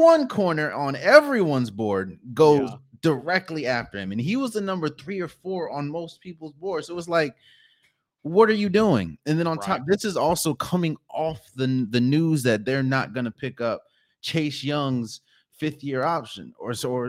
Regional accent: Washington, United States; I'm from the Washington area.

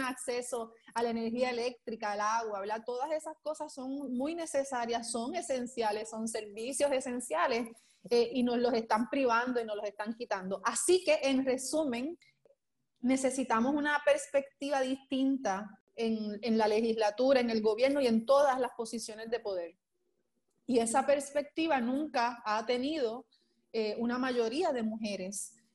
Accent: Puerto Rico; also born or lived in Isabela, Puerto Rico / San Juan, Puerto Rico; Soy natural de Isabela, eh, me vengo con mi familia a vivir en el área metropolitana eh, muy pequeña, como desde los cuatro años

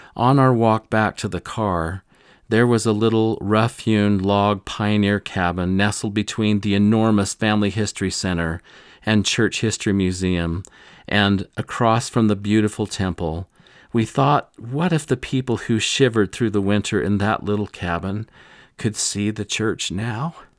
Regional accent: Rolla, Missouri, United States; I grew up in Missouri, in this area

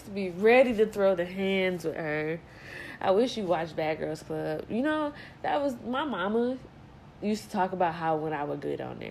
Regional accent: Detroit, Michigan, United States; we are from Detroit.

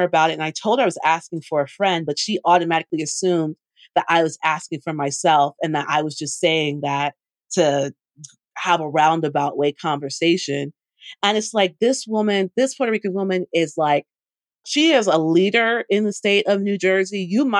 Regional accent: Jamaica; I'm Jamaican.

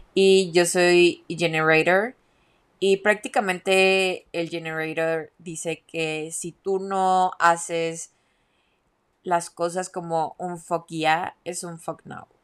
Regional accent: Mexico; moved away; also born or lived in Guadalajara; soy mexicana

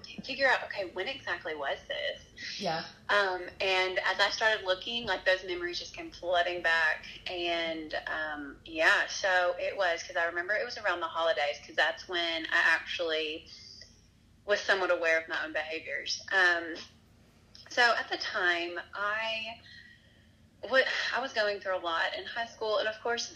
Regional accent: Nashville, Tennessee, United States; moved away as an adult; now in West Tennessee, United States; I'm originally from Nashville. I actually grew up there

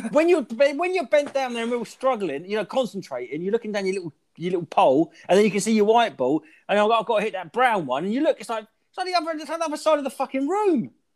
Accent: Brandon, East of England, United Kingdom; now in Norwich, United Kingdom; I grew up in Brandon

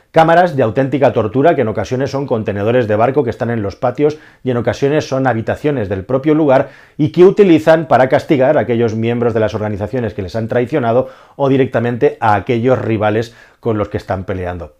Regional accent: Spain; yo que soy español y estoy rodeado de españoles

